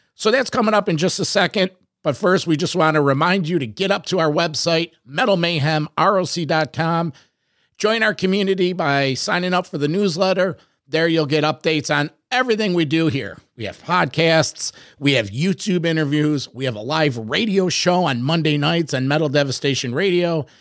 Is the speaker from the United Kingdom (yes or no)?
no; Rochester, New York, United States; I'm Rochester, New York